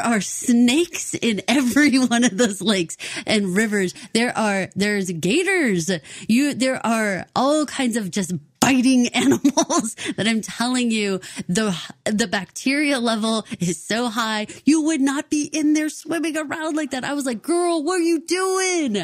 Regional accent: Texas, United States; Paul and I are both born and raised in Texas

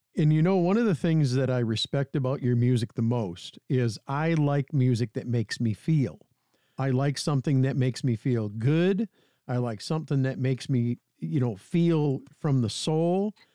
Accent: Bay City, Michigan, United States; Which is my hometown. I grew up in the South End. I graduated from Bay City Central

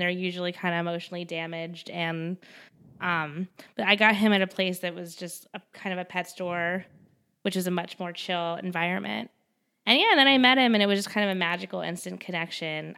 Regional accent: Westchester, New York, United States; I'm from Westchester

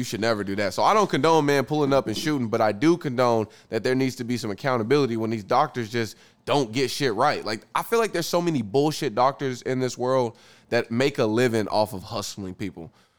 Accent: Muskogee, Oklahoma, United States; was from Muskogee? Shout out my hometown

